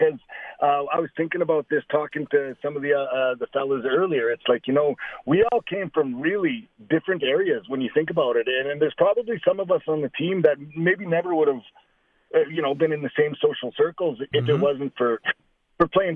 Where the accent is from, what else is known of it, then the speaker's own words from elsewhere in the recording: Saskatoon, Saskatchewan, Canada; one of my good friends from elementary school growing up in Saskatoon